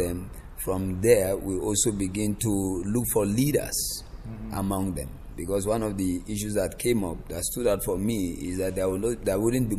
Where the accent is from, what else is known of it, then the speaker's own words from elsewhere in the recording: Kaduna State, Nigeria; And that is where I live. I'm also from the north. I'm from Kaduna State.